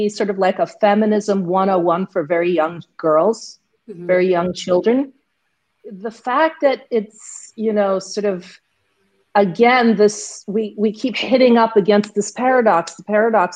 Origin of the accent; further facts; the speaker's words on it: Pakistan; also born or lived in United States; as a Pakistani